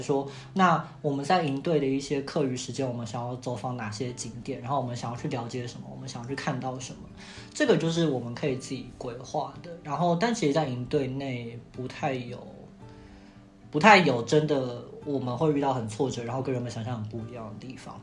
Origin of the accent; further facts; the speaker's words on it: Taiwan; 我是来自台湾的